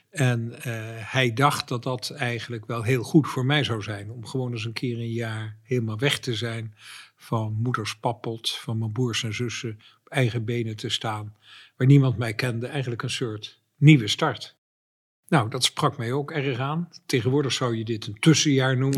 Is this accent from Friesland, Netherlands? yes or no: no; Dordrecht, South Holland, Netherlands; moved away; ik ben een geboren en getogen Dortenaar